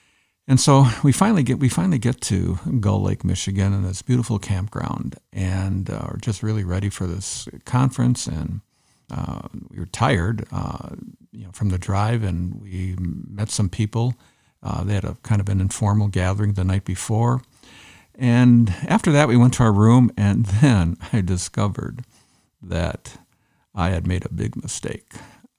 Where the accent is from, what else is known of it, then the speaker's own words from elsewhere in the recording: Netherlands; moved away as an adult; now in Canada; I lived there till I was about 19, and then I moved to Canada. And I moved to Canada, and I've been a retired pastor in Canada.